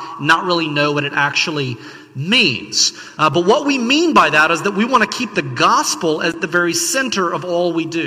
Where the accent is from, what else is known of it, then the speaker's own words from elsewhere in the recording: the South, United States; I grew up in the South.